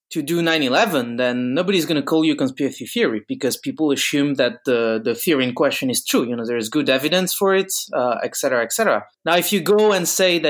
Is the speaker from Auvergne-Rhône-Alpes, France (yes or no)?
no; Bordeaux, Nouvelle-Aquitaine, France; now in Paris, France